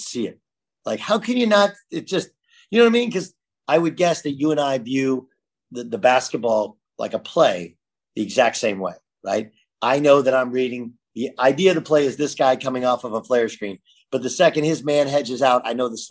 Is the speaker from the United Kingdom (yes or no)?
no; California, United States; I grew up in California.